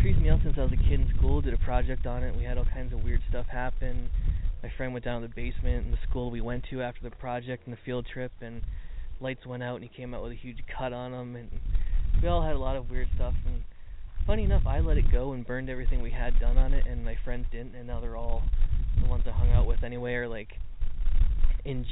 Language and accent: English; Port Colborne, Ontario, Canada; Port Colborne, Ontario, Canada, my hometown